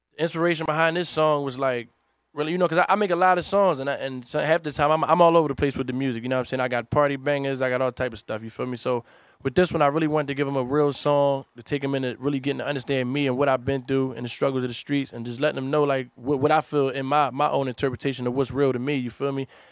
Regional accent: Philadelphia, Pennsylvania, United States; I'm from North Philly

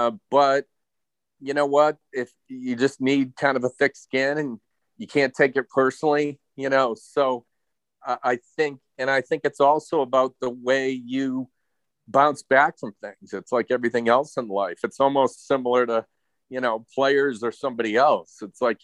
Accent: Maine, United States; I grew up in Maine

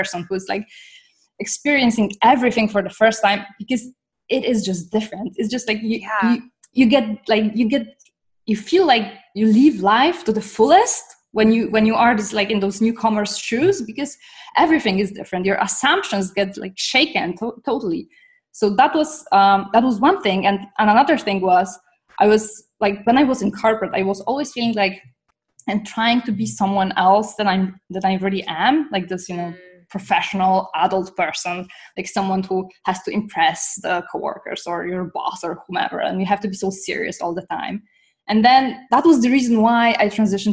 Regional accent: Poland; moved away as an adult; now in Toronto, Canada; I'm originally from Poland, though I'm sitting in Toronto right now

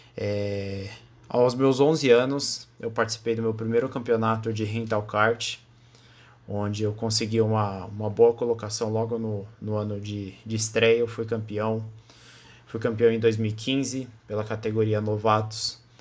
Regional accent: São Paulo, Brazil; eu tenho 18 anos, eu sou de São Paulo, capital

